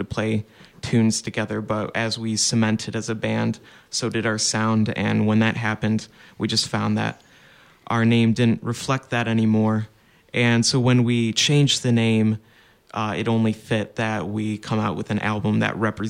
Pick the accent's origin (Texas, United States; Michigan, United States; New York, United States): Michigan, United States; Chelsea; I grew up playing Irish and Scottish music in my hometown of Chelsea, Michigan